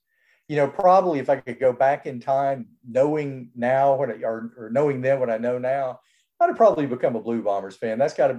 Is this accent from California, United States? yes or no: no; Birmingham, Alabama, United States; moved away; I'm a kid growing up in Birmingham, Alabama.